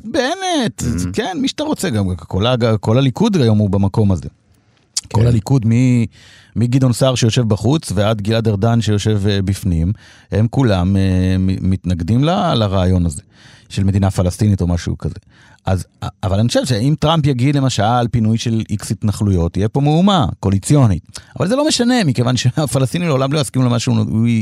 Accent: Degania, Northern District, Israel; moved away; אני בא מקיבוץ

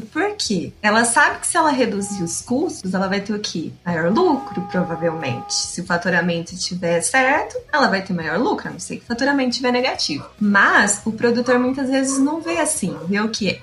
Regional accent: Tupã, São Paulo, Brazil; lá na minha cidade natal, né, planta-se muito amendoim. Lá é a terra do amendoim

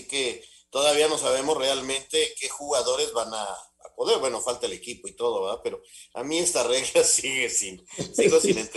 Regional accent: Hermosillo, Sonora, Mexico; yo soy de Hermosillo y tú eres del rival.

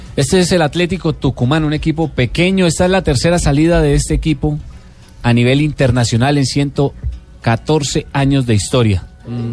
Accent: Colombia; como colombiano

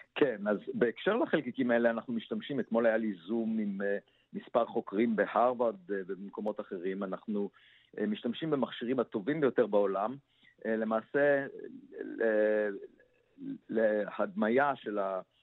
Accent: Israel; כיוון שנולדתי במושב

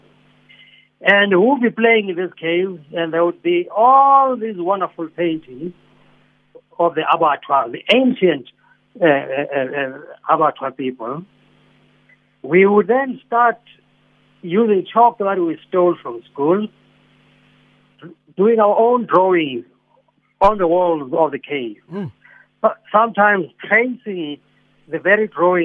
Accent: Johannesburg, Gauteng, South Africa; But I grew up in Soweto, at first in Dobsonville. No, sorry, first in Orlando East, and then later in Dobsonville.

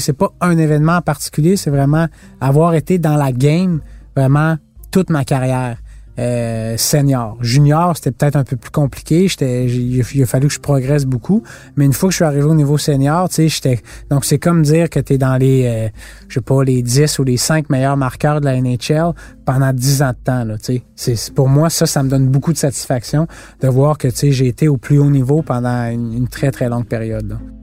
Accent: Canada; on vient du Canada

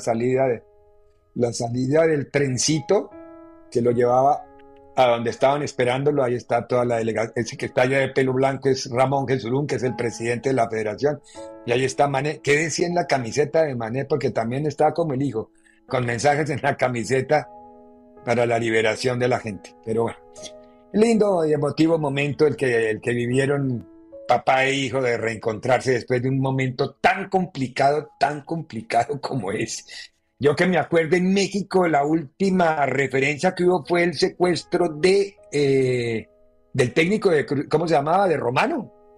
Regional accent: Colombia; soy colombiano

